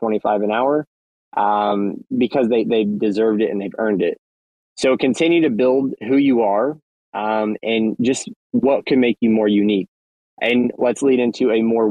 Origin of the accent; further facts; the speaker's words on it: United States; I'm from the States